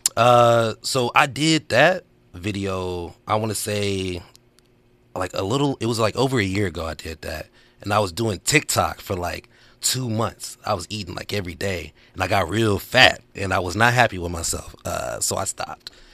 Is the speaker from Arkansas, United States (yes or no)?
yes; Arkansas, United States; now in Los Angeles, United States; I'm from Arkansas